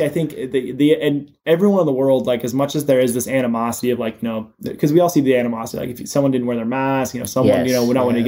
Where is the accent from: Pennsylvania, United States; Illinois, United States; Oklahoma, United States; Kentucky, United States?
Kentucky, United States; Louisville; I am born and raised in Louisville, Kentucky